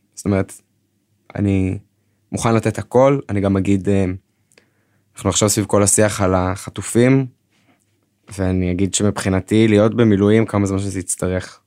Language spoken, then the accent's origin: Hebrew; Northern District, Israel; אני במקור מהצפון